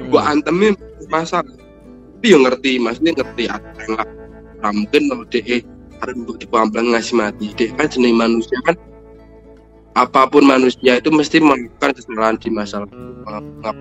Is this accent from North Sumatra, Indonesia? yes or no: no; Sragen, Central Java, Indonesia; now in Wonogiri, Indonesia; Sergei itu atas anu jenenge kotaku asli namanya Sragen tapi kan aku udah berteman tinggal di Wonogiri jadi kita harus membanggakan Wonogiri